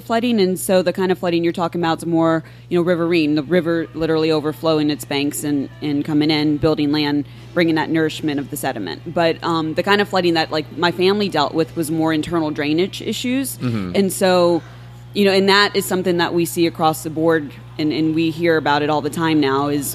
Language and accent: English; Houma, Louisiana, United States; I grew up in Houma, which is about an hour southwest of New Orleans